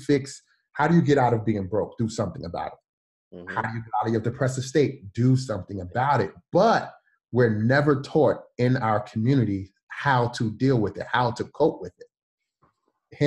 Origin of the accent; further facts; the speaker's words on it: New York City, New York, United States; I'm from Brooklyn